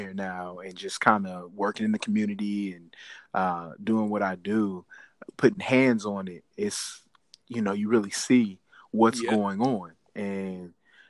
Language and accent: English; Midwest, United States; now in Washington, United States; I came out here from Midwest.